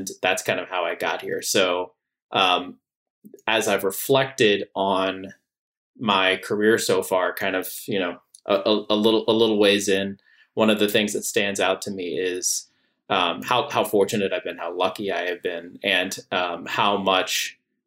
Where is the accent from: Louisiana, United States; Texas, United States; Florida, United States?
Texas, United States; San Antonio; moved away as an adult; also born or lived in Washington, D.C.; one of my good friends that I grew up with in San Antonio, Texas